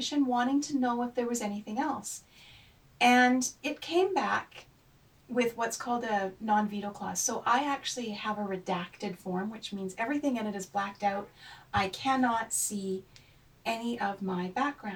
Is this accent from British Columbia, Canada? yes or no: yes; Haida Gwaii, British Columbia, Canada; I grew up on, you know, Haida territory, traditional territory